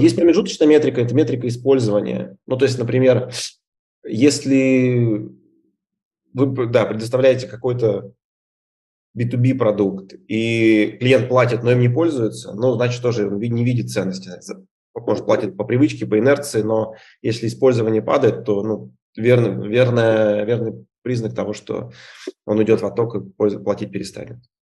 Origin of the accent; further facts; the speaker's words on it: Izhevsk, Udmurtia, Russia; moved away; Я вообще сам из Ижевска